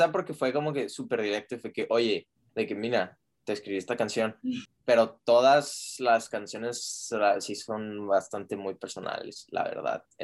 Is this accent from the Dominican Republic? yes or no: no; Juárez, Chihuahua, Mexico; now in Austin, United States; nosotros somos de Juárez y el Paso, al norte de México, y este, pero ahorita yo me vine a terminar la carrera a Austin